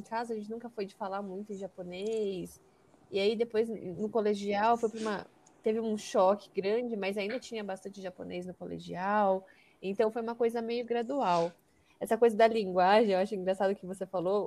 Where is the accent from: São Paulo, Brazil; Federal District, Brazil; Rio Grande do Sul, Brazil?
São Paulo, Brazil; também nasci em São Paulo, sempre vivi, morei em São Paulo